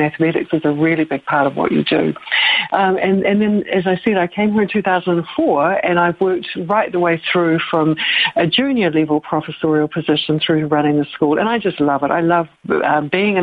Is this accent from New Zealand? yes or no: yes; New Zealand; moved away as an adult; now in Claremont, United States; I'm a Kiwi. I come from New Zealand.